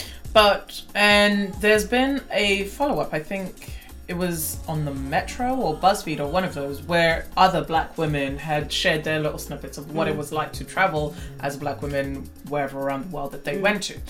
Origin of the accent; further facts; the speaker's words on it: Nigeria; my home country of Nigeria